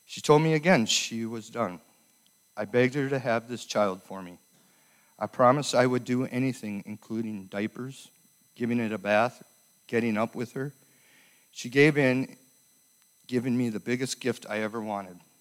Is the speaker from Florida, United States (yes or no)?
no; Minneapolis, Minnesota, United States; also born or lived in Fridley; I was born in Minneapolis and raised by my mother till I was five years old